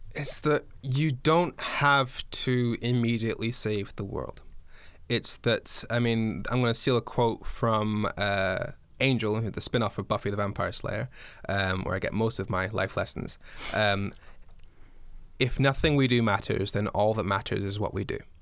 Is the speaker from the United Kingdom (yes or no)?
yes; Dundee, Scotland, United Kingdom; moved away; also born or lived in Darlington, England / Swansea, Wales; I was born in Darlington in the northeast of England. I wa, I grew up, I started school in Dundee in Scotland. I've lived in Swansea in Wales